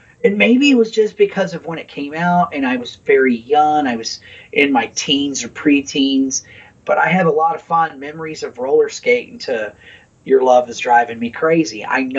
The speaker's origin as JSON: {"language": "English", "area": "St. Louis Metro East", "region": "Illinois", "country": "United States", "said": "I'm from the St. Louis Metro East area"}